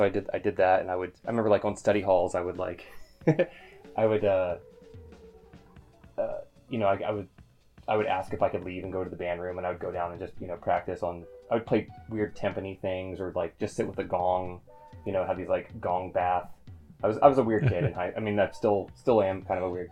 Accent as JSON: {"language": "English", "region": "Southern Ohio", "country": "United States", "tie": "born or raised there", "said": "I grew up in kind of like Southern Ohio, which is basically Northern Kentucky"}